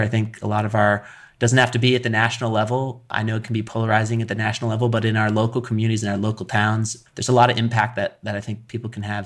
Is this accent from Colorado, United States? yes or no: yes; Colorado, United States; I grew up in Colorado